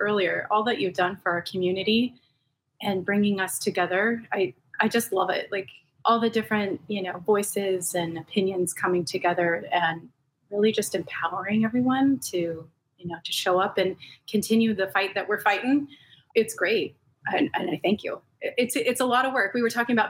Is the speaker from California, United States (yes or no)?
yes; Los Angeles, California, United States; I grew up in Southern California, born and raised. I'm one of the rare native Angelenos, but in the San Gabriel Valley.